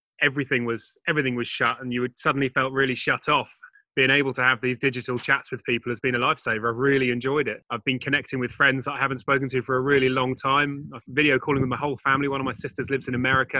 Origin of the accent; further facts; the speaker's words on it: Sussex, South East England, United Kingdom; moved away as an adult; also born or lived in West Country (family roots); now in Bristol, United Kingdom; Sussex born and bred